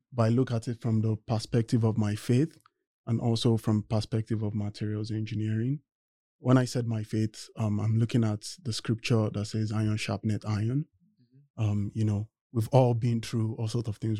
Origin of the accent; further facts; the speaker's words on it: Nigeria; moved away as an adult; now in United States; I am originally from Nigeria and I came to the US to study mechanical engineering